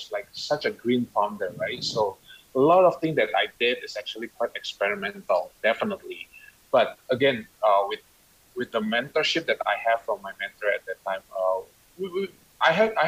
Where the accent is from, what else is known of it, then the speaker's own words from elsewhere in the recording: Indonesia; moved away; also born or lived in Canada; I was away from Indonesia for quite some time. I think I've been living in Canada for 10 years, and you know, moving back to Indonesia